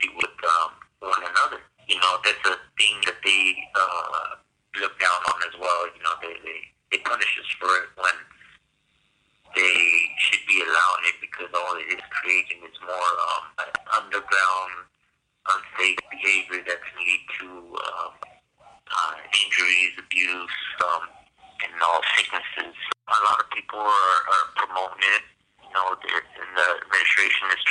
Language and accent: English; Woodland, California, United States; I'm from Woodland, California